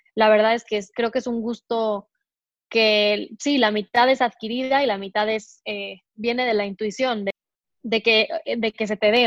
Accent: Mexico City, Mexico; also born or lived in Querétaro; Yo soy mexicana, nací en Querétaro, en una ciudad a dos horas de, más o menos, de la Ciudad de México. Nunca he vivido ahí, sin embargo, siempre he vivido en la Ciudad de México.

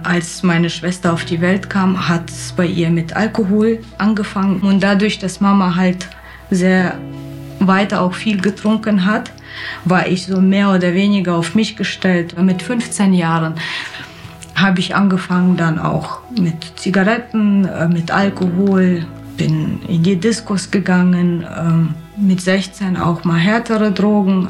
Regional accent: Kyrgyzstan; now in Germany; Ich komme aus Kirgisien ursprünglich.

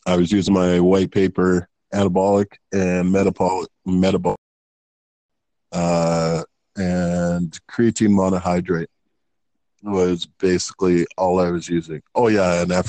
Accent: Canada; I grew up in Canada.

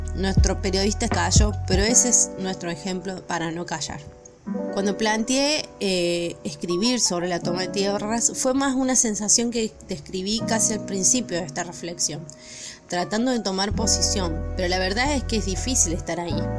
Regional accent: Argentina; Argentina, nuestro país

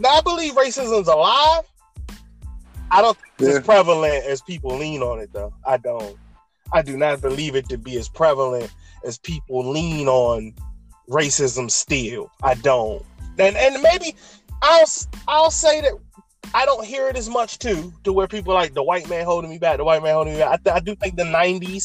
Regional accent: Maryland, United States; I grew up in Maryland

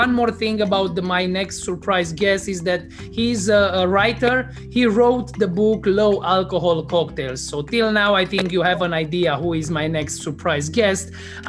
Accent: Cluj-Napoca, Cluj County, Romania; Cluj-Napoca in Transylvania, in my hometown.

